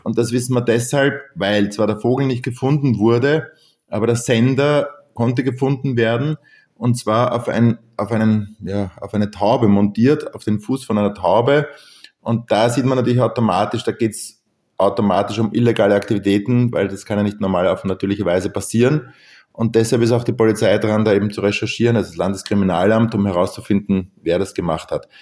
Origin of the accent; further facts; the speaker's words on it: Lower Austria, Austria; bei uns in Niederösterreich